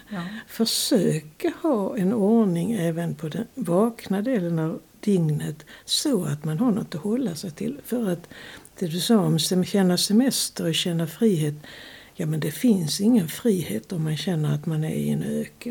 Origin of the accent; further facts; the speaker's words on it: Sweden; moved away; also born or lived in Lund; växte jag upp på landet